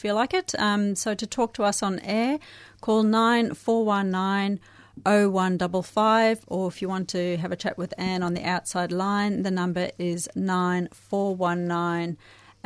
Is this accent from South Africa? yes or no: yes; South Africa; now in Australia; I grew up in South Africa